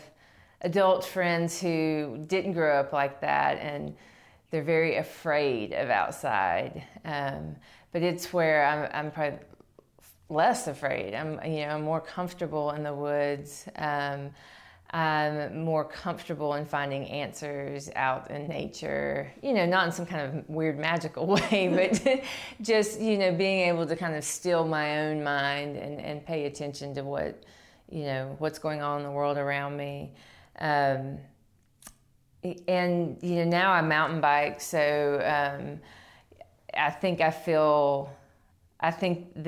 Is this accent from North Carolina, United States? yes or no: yes; Qualla, North Carolina, United States; I grew up in Cherokee, North Carolina, technically in Qualla, North Carolina